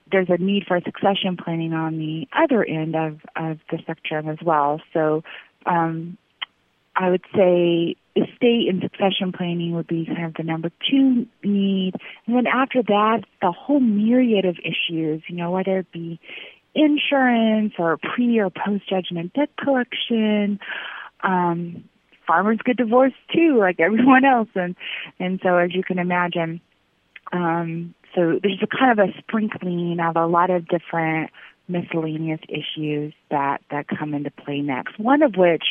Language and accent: English; Illinois, United States; moved away as an adult; now in New York, United States; I grew up in Illinois on a beef cattle farm there